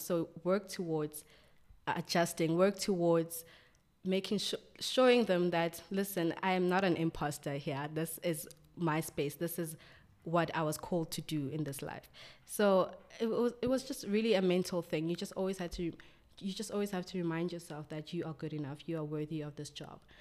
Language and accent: English; Johannesburg, Gauteng, South Africa; I was born and raised in Soweto, a wonderful township.